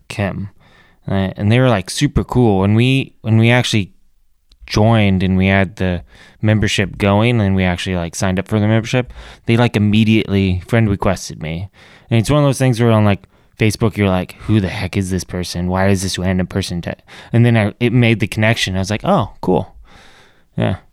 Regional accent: Tacoma, Washington, United States; also born or lived in Olympia / Bellingham; So I grew up in Tacoma, spent the first half of my childhood in Tacoma, and then I moved to Olympia when I was in, like, seventh grade

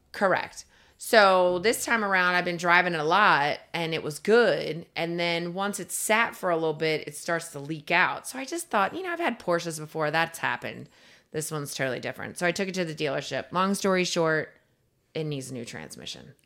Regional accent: East Coast, United States; now in Florida, United States; I am from the East Coast

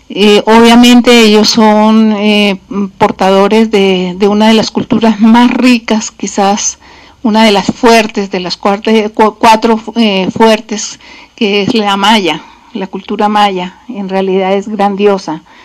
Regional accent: Colombia; moved away; orgullosa de ser colombiana

